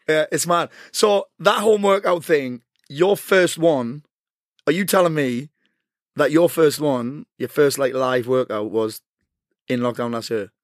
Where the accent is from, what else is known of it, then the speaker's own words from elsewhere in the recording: South Shields, North East England, United Kingdom; I'm from South Shields